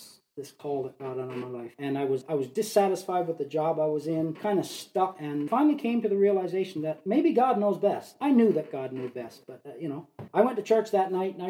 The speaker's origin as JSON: {"language": "English", "region": "Newfoundland and Labrador", "country": "Canada", "tie": "born or raised there", "also_born_or_lived": "Fort McMurray", "moved": "as an adult", "said": "born and raised in Newfoundland"}